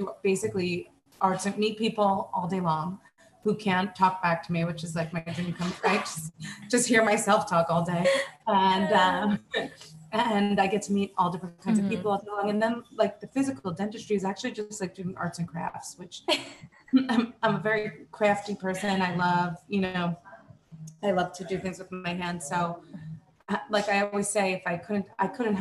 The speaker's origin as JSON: {"language": "English", "area": "Long Island", "region": "New York", "country": "United States", "tie": "born or raised there", "lives_now": "New York City, United States", "said": "I born and raised, I grew up on Long Island"}